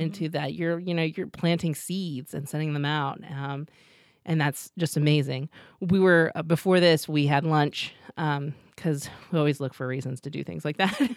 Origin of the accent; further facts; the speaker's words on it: Los Angeles, California, United States; moved away as an adult; now in York, United States; I grew up in Los Angeles. I know Los Angeles.